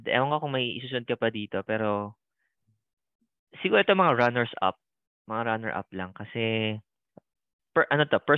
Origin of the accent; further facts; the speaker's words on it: Philippines; moved away as an adult; now in Sydney, Australia; alam nilang Pinoy ako kasi tinagalog ako.